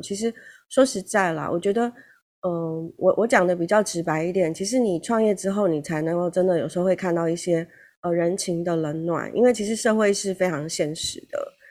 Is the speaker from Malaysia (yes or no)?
no; Taiwan; 我们台湾人